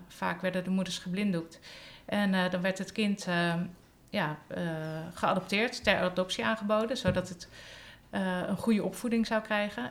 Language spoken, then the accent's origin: Dutch; Hendrik-Ido-Ambacht, South Holland, Netherlands; moved away as an adult; also born or lived in Velp; na drie maanden zijn mijn ouders verhuisd naar Hendrik de Ambacht. Dat is een forense stadje, zeg maar. Een dorpje onder mhm. Rotterdam. En daar heb ik tot mijn negentiende eh, gewoond